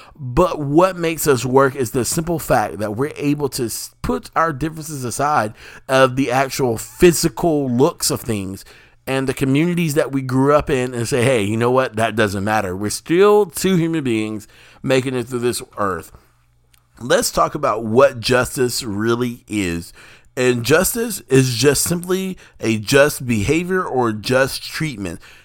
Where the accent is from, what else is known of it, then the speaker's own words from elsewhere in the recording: the South, United States; I, as an African American or Black American here in the United States, in the South